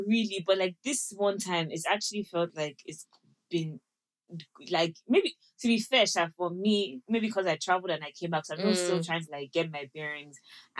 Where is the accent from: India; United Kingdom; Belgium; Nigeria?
Nigeria; every time we tell them that we're from Nigeria